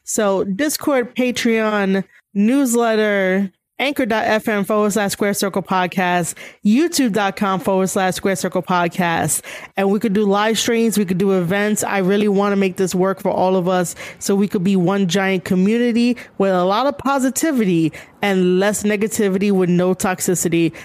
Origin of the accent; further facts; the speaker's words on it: New York City, New York, United States; New York City, my hometown